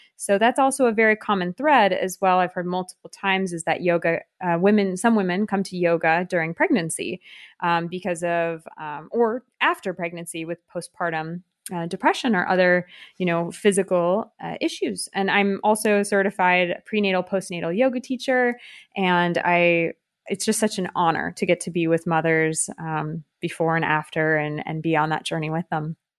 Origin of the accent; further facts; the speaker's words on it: California, United States; moved away as an adult; now in France; I'm from California